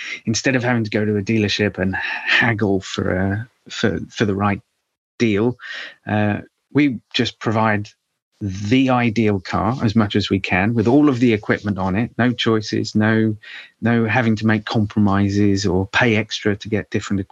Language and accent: English; United Kingdom; we'll be in my home country